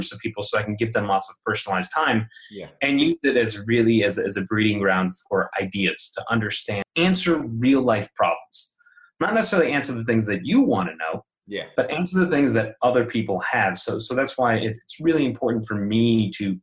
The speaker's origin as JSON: {"language": "English", "town": "Chicago", "region": "Illinois", "country": "United States", "tie": "born or raised there", "also_born_or_lived": "Colorado", "moved": "as an adult", "lives_now": "California, United States", "said": "I was born and raised in Chicago"}